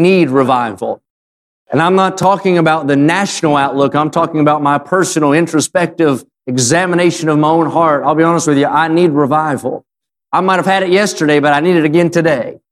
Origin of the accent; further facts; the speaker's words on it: West Virginia, United States; I'm not from there. I'm from West Virginia